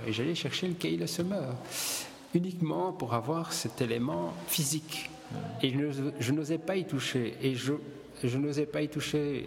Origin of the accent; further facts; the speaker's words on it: Boussu, Wallonia, Belgium; also born or lived in Italy; je suis né à Boussu dans le Hainaut